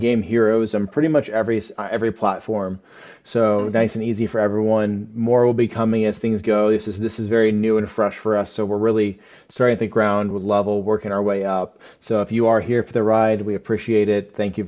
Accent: Indiana, United States; We're both from Indiana

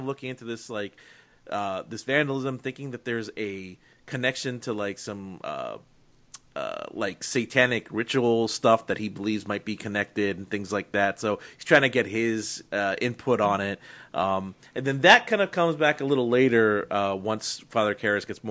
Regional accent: near Pittsburgh, Pennsylvania, United States; I grew up near Pittsburgh

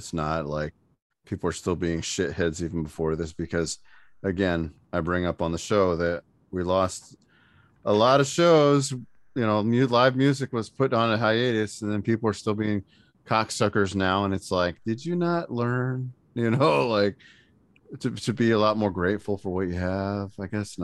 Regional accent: Indiana, United States; we're both from Indiana

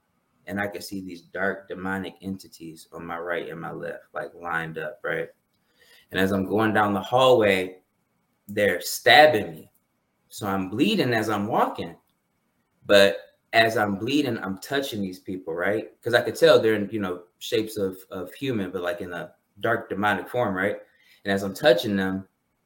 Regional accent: Detroit, Michigan, United States; I grew up in Detroit, was born in Detroit, but grew up more so in the suburbs

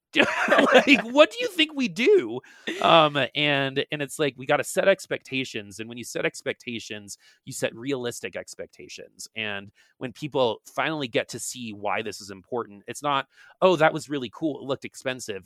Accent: East Coast, United States; moved away; I'm from the East Coast originally

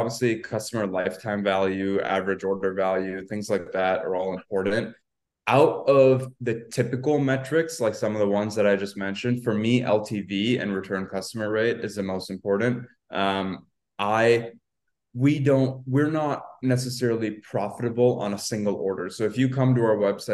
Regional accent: Canada; I'm Canadian

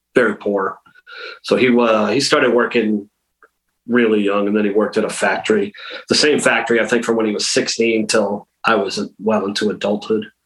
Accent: Western Massachusetts, United States; I'm from Western Mass, so like a half hour north of Hartford

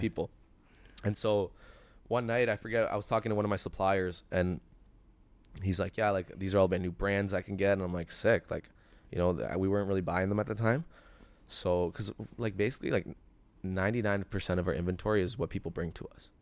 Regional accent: Toronto, Ontario, Canada; also born or lived in Richmond Hill, Ontario; I grew up in Etobicoke, so Sherway was my mall.

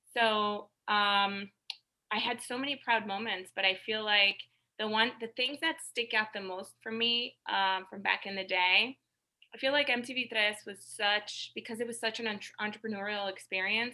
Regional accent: the Hamptons, New York, United States; a vanilla Latina, uh, growing up in the Hamptons

